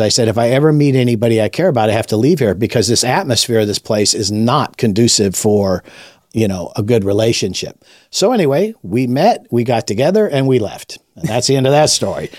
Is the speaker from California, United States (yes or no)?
yes; Los Angeles, California, United States; moved away as an adult; also born or lived in Lake Tahoe; I was raised in Los Angeles, Southern California